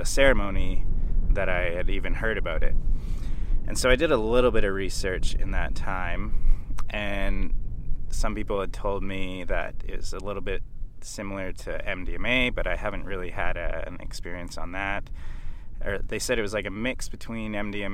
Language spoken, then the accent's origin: English; Canada; now in Australia; I'm Canadian, who's currently living in Australia.